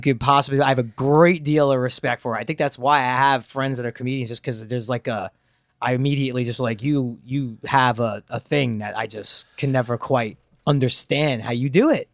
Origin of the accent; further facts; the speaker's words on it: New York, United States; moved away; also born or lived in Los Angeles; growing up in New York